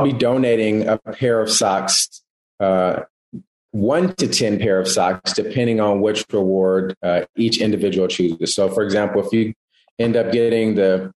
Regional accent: East Palo Alto, California, United States; moved away as an adult; also born or lived in Texas; my hometown, which is East Palo Alto Menlo Park

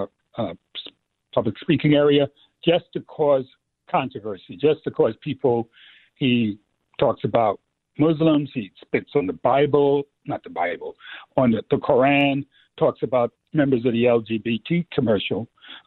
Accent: New York City, New York, United States; growing up in the Bronx

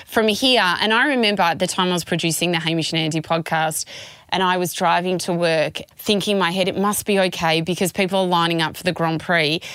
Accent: Melbourne, Victoria, Australia; We're from Melbourne

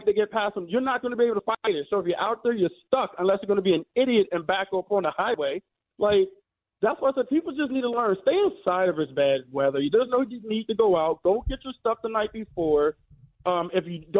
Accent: Maryland, United States; now in Connecticut, United States; I'm from Maryland, born and raised.

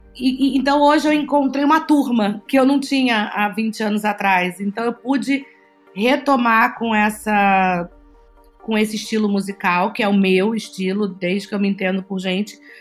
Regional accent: Bahia, Brazil; also born or lived in Rio de Janeiro; eu sou carioca, nascida no Rio de Janeiro e, e fui criada na Bahia por pais

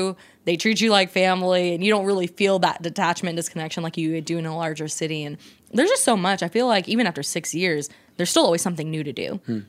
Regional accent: New York City, New York, United States; moved away as an adult; also born or lived in Tampa / Miami; now in Atlanta, United States; I'm from Brooklyn, New York. I've lived in major cities like my entire life. I went to school in Tampa

